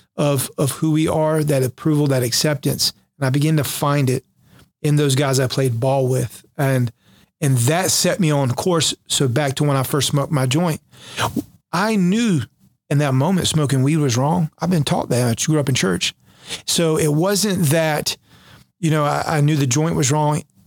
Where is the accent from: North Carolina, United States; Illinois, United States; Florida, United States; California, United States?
North Carolina, United States; Jacksonville; My orders went back to Jacksonville, my hometown where I was stationed from.